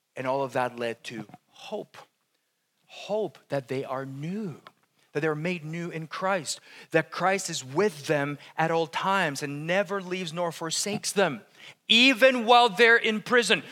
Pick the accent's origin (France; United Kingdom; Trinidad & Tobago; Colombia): Colombia; moved away; I'm from Colombia. It's like the land of coffee